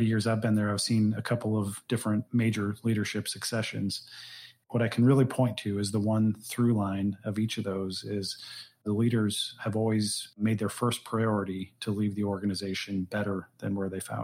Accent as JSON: {"language": "English", "town": "St. Louis", "region": "Missouri", "country": "United States", "tie": "born or raised there", "said": "born and raised in St. Louis."}